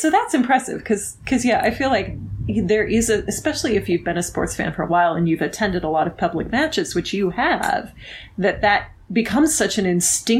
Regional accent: United States; I'm born and raised in America, but I've lived abroad and I've traveled abroad a fair amount.

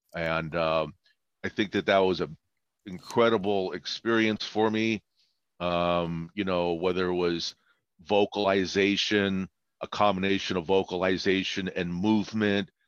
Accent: Baghdad, Baghdad Governorate, Iraq; now in United States; I was born in Baghdad and uh, emigrated here uh, 55 years ago

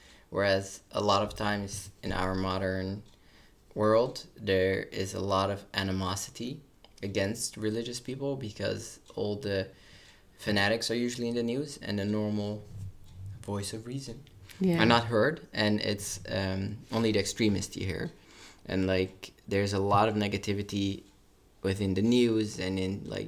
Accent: Amersfoort, Utrecht, Netherlands; now in Amsterdam, Netherlands; We grew up in Amersfoort and we went to school in Amsterdam.

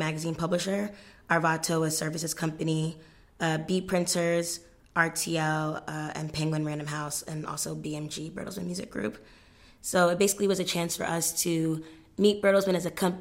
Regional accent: New York, United States; also born or lived in Ghana; now in Cambridge, United Kingdom; I'm from New York by way of Ghana

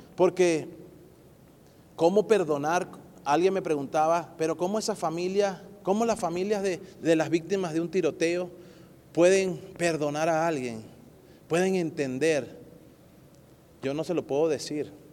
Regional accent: Venezuela; now in Colorado, United States; yo como, venezolano

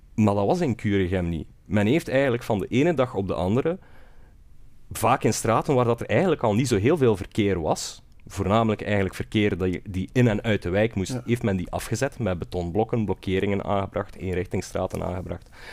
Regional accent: West Flanders, Belgium; now in Brussels, Belgium; Ik kom van iets verder dan Sieltje, uit West-Vlaanderen eh, geboren en getogen

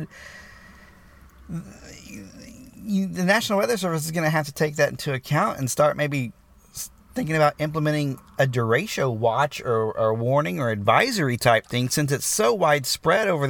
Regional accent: Miami, Oklahoma, United States; moved away; I'm in Miami, Oklahoma. Yeah, my hometown

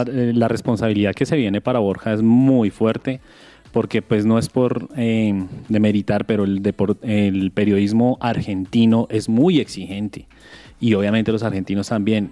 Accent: Colombia; nuestro compatriota Egan Bernal

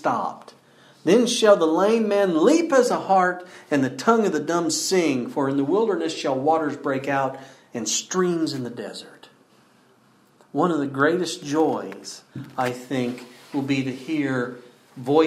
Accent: Battle Ground, Washington, United States; I grew up outside Battleground, but often we'd go into town

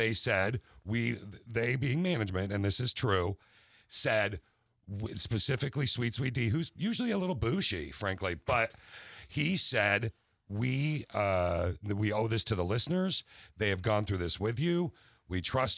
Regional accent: Lansing, Michigan, United States; I grew up in the Lansing area

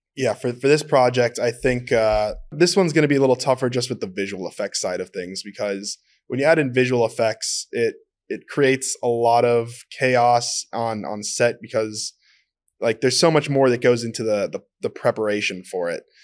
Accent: Minnesota, United States; I'm from Minnesota

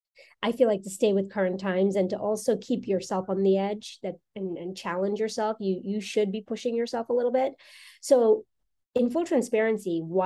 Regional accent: New York, United States; also born or lived in South America; I'm South American born. And so my parents migrated from South America to the US. I was 15 when we moved here we moved to New York. Mm-hmm. And so I'm from New York, actually.

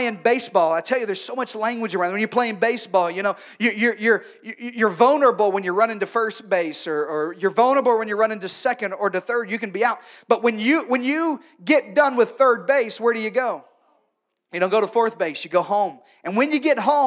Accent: Arkansas, United States; moved away; also born or lived in North Carolina; I'm from Arkansas, and then in North Carolina

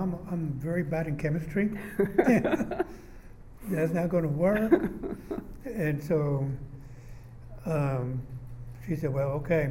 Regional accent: El Paso, Texas, United States; moved away as an adult; now in Austin, United States; I was born in 1935 in El Paso, Texas.

